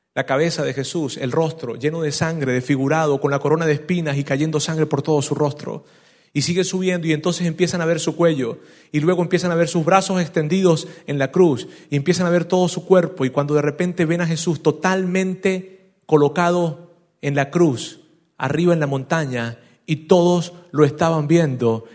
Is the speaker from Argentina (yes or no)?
no; Venezuela; yo soy de Venezuela